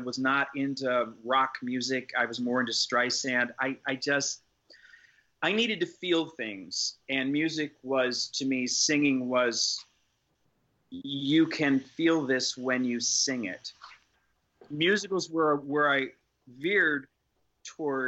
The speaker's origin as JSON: {"language": "English", "town": "Syracuse", "region": "New York", "country": "United States", "tie": "born or raised there", "moved": "yes", "said": "growing up in Syracuse, New York. I grew up in a rural, moderately rural area"}